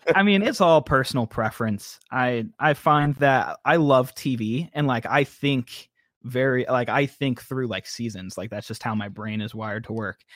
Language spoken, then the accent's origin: English; Tampa, Florida, United States; moved away as an adult; now in North Carolina, United States; I was born in Tampa, Florida. Grew up all my life there, all short twenty years